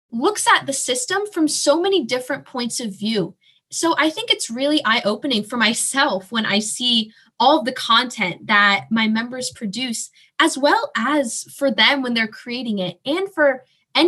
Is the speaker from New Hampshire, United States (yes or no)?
no; Morristown, New Jersey, United States; I am from Morristown, New Jersey, so in South Jersey, just about 30 minutes from Philadelphia